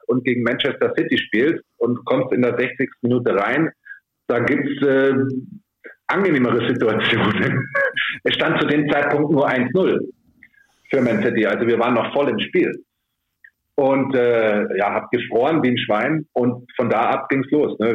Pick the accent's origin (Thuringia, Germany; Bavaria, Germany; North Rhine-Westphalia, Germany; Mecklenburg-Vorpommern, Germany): Bavaria, Germany; Munich; moved away; meine ganze Familie lebt in München. Äh, ich bin Münchner, ich habe da in der Jugend gespielt